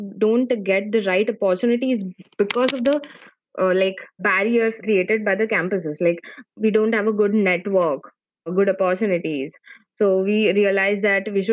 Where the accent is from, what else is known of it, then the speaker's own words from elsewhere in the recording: India; from India, and actually I'm in my final year of engineering